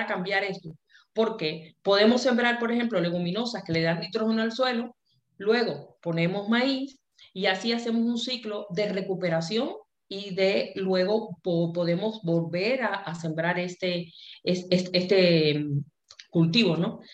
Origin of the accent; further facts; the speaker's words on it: Cuba; nosotros en Cuba, como, buena cubana, tuvo una formación en que nos enseñaron a pensar